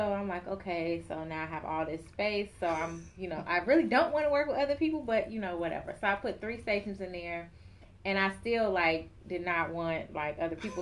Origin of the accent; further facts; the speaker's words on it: Chicago, Illinois, United States; also born or lived in Atlanta; I was born and raised in Chicago